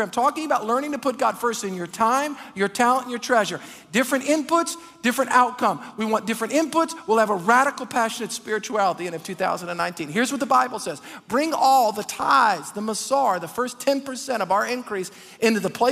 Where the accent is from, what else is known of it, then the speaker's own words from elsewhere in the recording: Metairie, Louisiana, United States; I'm from Metairie